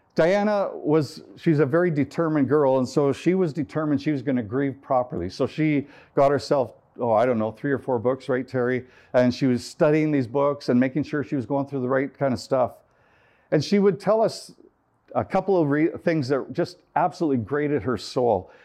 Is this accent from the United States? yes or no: no; Canada; I'm from Canada